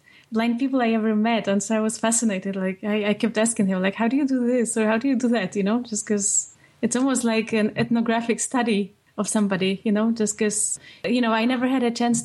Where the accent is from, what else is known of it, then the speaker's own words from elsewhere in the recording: Poland; moved away as an adult; now in United States; when I was growing up in Poland